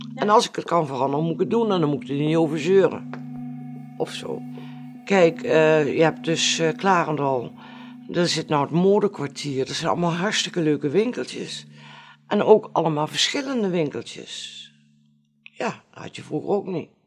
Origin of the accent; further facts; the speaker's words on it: Arnhem, Gelderland, Netherlands; accent: plat Arnhems; ik ben geboren op de Geitenkamp. Op, het, de Geitenkamp zelf. En ik heb daar ook altijd gewoond tot uh, eh, 2,5 jaar terug.